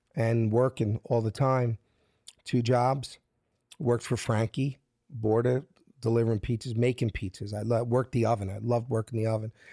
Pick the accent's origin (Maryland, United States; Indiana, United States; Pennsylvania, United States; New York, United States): Pennsylvania, United States; Philadelphia; moved away as an adult; I'm from South Philly